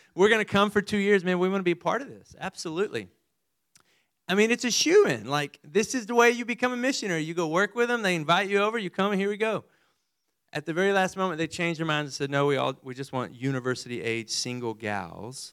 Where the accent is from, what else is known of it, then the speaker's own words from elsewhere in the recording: Amarillo, Texas, United States; also born or lived in Midland/Odessa, Texas; I was born in further west Texas, over by Midland and Odessa, and then moved to Amarillo